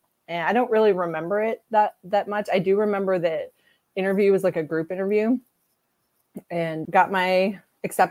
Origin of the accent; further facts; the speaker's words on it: Arkansas, United States; moved away; I was from Arkansas